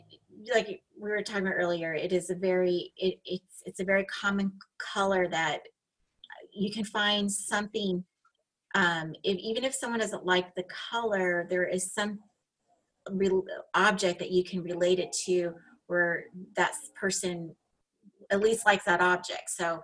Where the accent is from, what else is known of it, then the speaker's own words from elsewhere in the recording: Las Vegas, Nevada, United States; So my hometown was at Las Vegas and were injured.